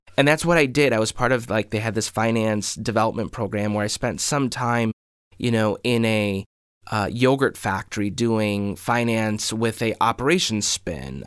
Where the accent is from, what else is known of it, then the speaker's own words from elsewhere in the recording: Maple Grove, Minnesota, United States; I grew up in Maple Grove